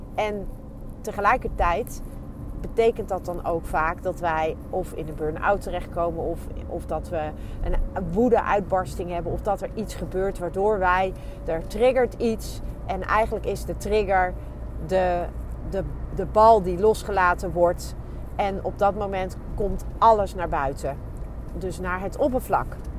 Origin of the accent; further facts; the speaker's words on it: Netherlands; ons als, als Nederlanders